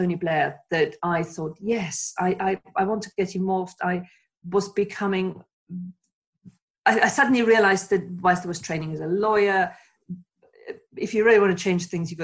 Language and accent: English; Germany; now in United Kingdom; I come from Germany.